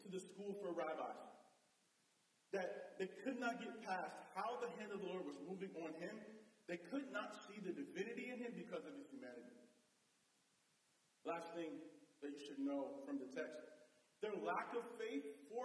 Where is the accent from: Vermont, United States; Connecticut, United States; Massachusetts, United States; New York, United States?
Connecticut, United States; Bloomfield; also born or lived in Hartford, Connecticut; I was born in Hartford, but I grew up in Bloomfield